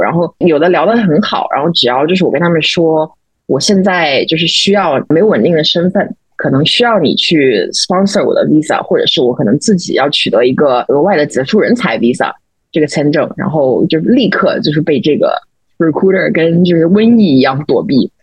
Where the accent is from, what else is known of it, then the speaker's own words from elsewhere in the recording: China; moved away as an adult; now in New York, United States; 比如说我们作为中国人应该怎么去看这些东西